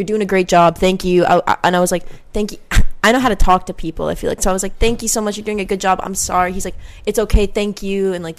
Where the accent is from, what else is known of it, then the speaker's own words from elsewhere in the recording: Miami, Florida, United States; I'm from Miami.